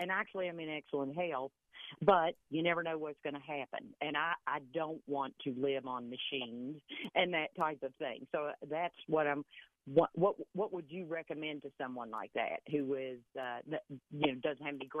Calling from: Sarasota, Florida, United States

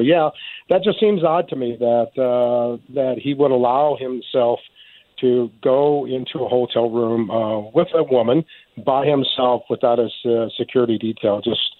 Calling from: Colorado, United States; also born or lived in New York, New Jersey area; I'm calling you from Colorado tonight.

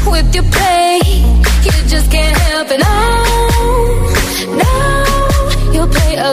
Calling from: Leganés, Community of Madrid, Spain; soy … de Madrid, Leganés.

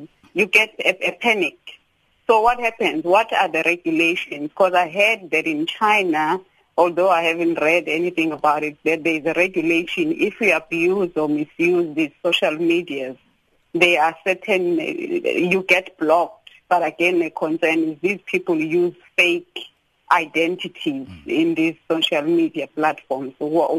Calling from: Durban, KwaZulu-Natal, South Africa; Sakina, I'm calling from Durban. It's an area opposite here, KwaMashu.

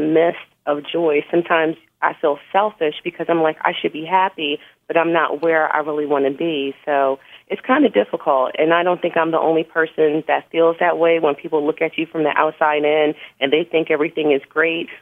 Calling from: Philadelphia area, Pennsylvania, United States; I'm calling from the Philadelphia area

